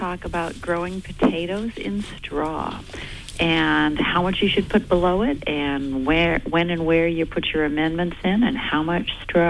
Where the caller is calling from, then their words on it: Hancock, Maine, United States; I'm calling from Hancock